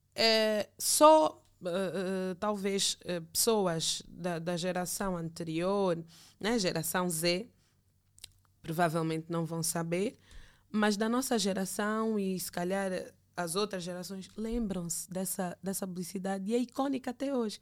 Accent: Angola; moved away as an adult; also born or lived in Brazil; voltaria para o meu país para dar o meu contributo como angolana

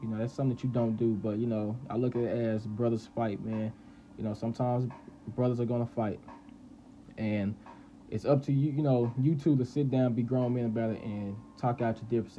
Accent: Dallas, Texas, United States; I'm from Dallas.

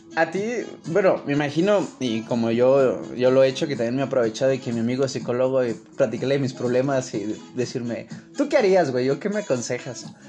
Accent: Mexico City, Mexico; más conocido como El Chilango.

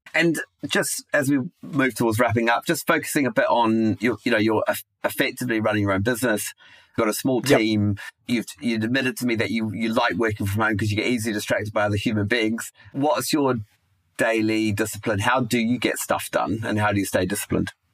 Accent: New Zealand; moved away as an adult; also born or lived in United Kingdom; Kiwi abroad in the UK

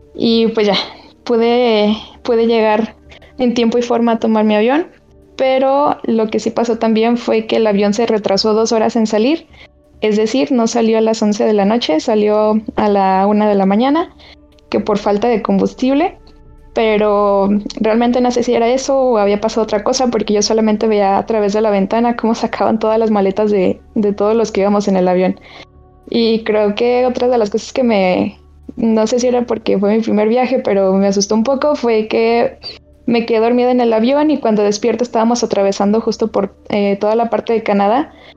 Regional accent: León, Guanajuato, Mexico; yo soy de León

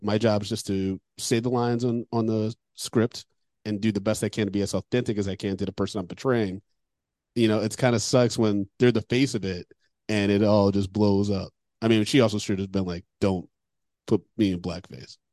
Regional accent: Michigan, United States; I'm from Michigan

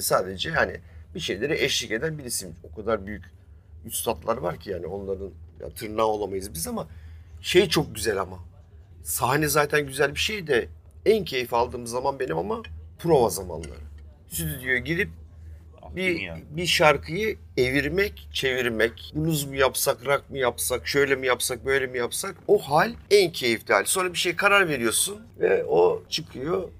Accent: Istanbul, Turkey; ben doğma büyüme Üsküdarlıyım.

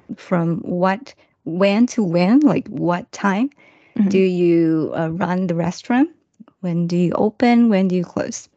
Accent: Taiwan; English is a second language; from Taiwan

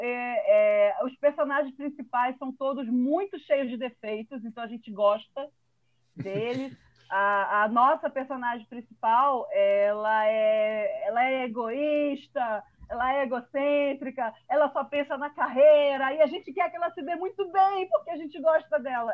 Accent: Manaus, Amazonas, Brazil; eu sou de Manaus

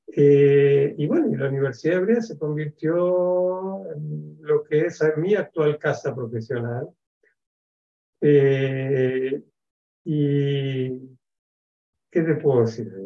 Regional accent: Buenos Aires, Argentina; moved away as an adult; now in Israel; yo soy argentino, nací en Buenos Aires hace casi 63 años

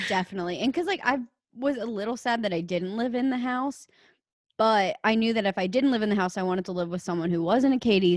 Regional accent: Alexandria, Louisiana, United States; also born or lived in New Orleans, Louisiana; I grew up in Alexandria, Louisiana.

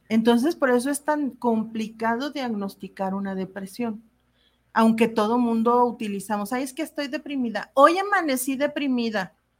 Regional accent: Mexico; como sociedad mexicana

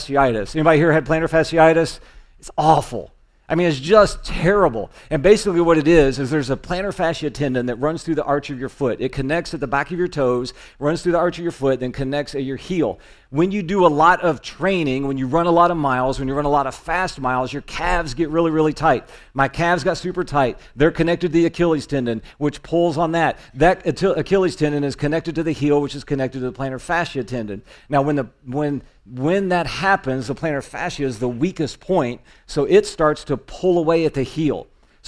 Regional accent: Indiana, United States; It's in my home state

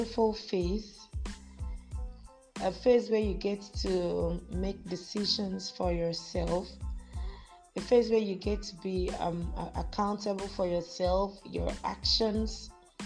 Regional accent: Akwa Ibom, Nigeria; also born or lived in Lagos State; now in Lagos, Nigeria; I am from Akwa Ibom State, but I reside in Lagos State.

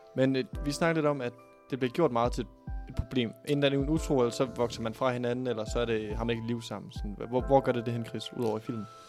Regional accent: Thy, North Denmark Region, Denmark; now in Aarhus, Denmark; i Thy, der hvor jeg er fra

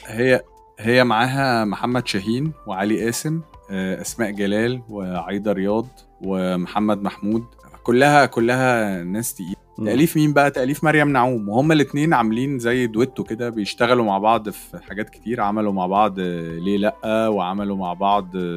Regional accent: Egypt; احنا كشعب مصري

